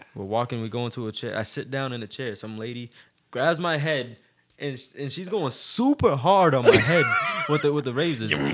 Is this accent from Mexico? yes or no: no; Boston, Massachusetts, United States; I was from Boston